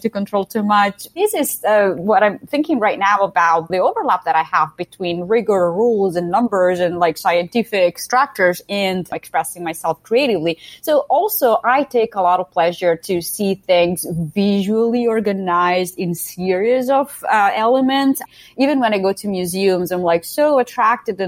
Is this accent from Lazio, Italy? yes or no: no; a little town close to Modena, Emilia-Romagna, Italy; English is a second language; moved away; also born or lived in Ferrara / Milan; I'm Italian. I grew up in a little town close to Modena, which is another little town in the center of Italy